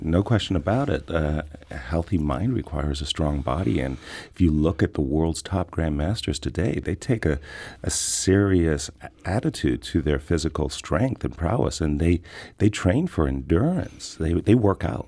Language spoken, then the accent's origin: English; Seattle, Washington, United States; I'm from Seattle